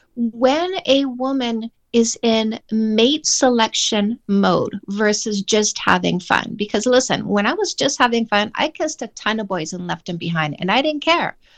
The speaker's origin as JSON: {"language": "English", "country": "Canada", "said": "I'm Canadian"}